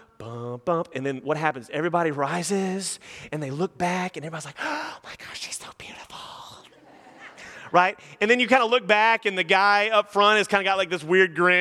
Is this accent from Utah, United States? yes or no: no; Nacogdoches, Texas, United States; now in Houston, United States; I'm from Nacogdoches, and there's like a Chili's and a pasture, and that's about it. So when I moved to Houston